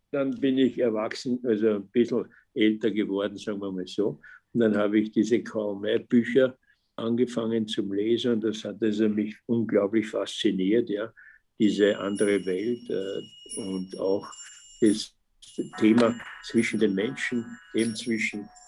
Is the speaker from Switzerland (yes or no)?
no; Ratzersdorf, Lower Austria, Austria; Ja, ich bin in Ratzersdorf aufgewachsen.